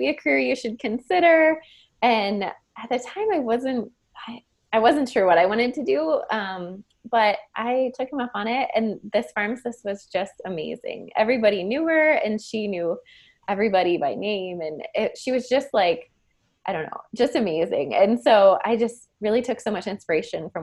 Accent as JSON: {"language": "English", "town": "Canton", "region": "Ohio", "country": "United States", "tie": "born or raised there", "also_born_or_lived": "Irvine, California", "said": "I grew up in Canton, Ohio"}